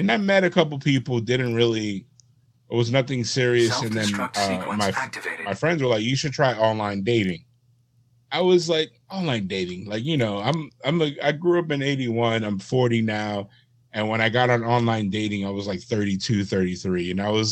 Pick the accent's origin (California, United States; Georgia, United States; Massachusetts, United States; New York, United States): New York, United States; I was from New York